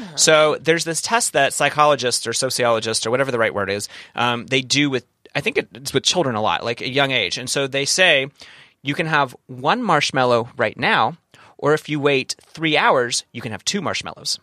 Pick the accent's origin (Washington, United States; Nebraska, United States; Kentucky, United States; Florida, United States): Kentucky, United States; now in San Diego, United States; I'm from, I'm from the South, from the, the, the place in Kentucky